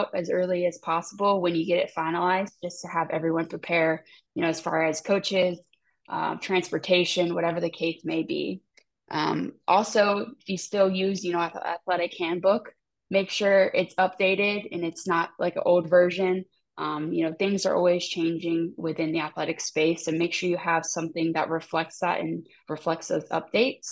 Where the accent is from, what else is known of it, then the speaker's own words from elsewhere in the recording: Tampa, Florida, United States; here in the state of Florida, you know, I'm from Tampa